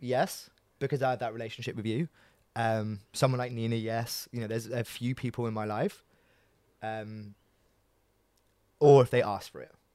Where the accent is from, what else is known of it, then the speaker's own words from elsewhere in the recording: New Malden, London, United Kingdom; I grew up in New Malden